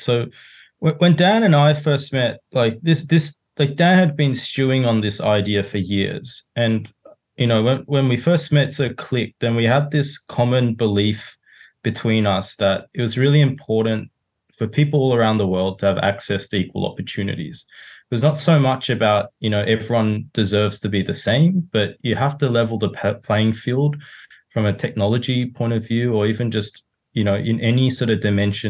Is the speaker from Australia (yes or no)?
yes; Sydney, New South Wales, Australia; also born or lived in Hong Kong / Japan; So I'm originally from Sydney, but sort of grew up all over the place. Was born in Hong Kong. My mum's Japanese, so I lived in Japan for a few years and then grew up basically in Sydney.